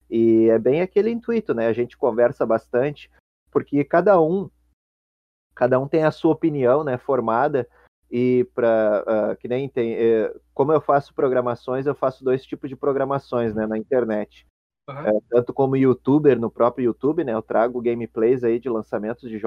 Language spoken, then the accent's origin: Portuguese; Rio Grande do Sul, Brazil; Bom, eu como sou natural aqui do Rio Grande do Sul, né?